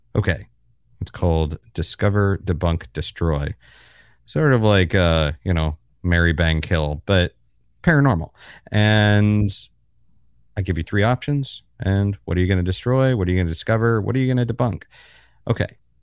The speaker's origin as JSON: {"language": "English", "region": "Florida", "country": "United States", "moved": "yes", "lives_now": "New York City, United States", "said": "I'm based in New York City, not too far from you, I guess, and but I'm originally from Florida"}